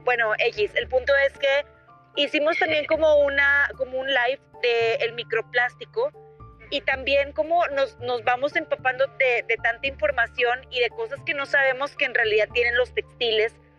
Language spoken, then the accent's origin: Spanish; Monclova, Coahuila, Mexico; moved away as an adult; also born or lived in Monterrey; yo me fui a Monterrey, eh, soy de Monclova, y éramos foráneas